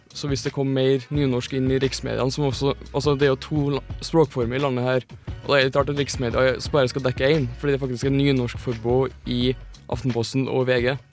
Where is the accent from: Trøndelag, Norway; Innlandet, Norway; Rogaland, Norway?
Trøndelag, Norway; er innfødt trønder